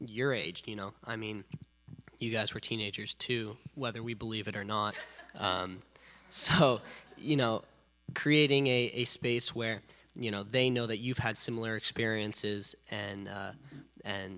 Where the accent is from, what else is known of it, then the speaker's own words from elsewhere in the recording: San Luis Obispo, California, United States; I'm from San Luis Obispo, which is dead in the middle of Central